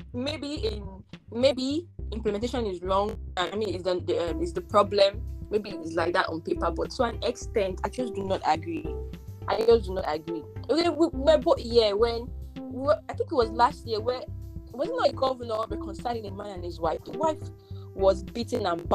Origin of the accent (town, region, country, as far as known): Nigeria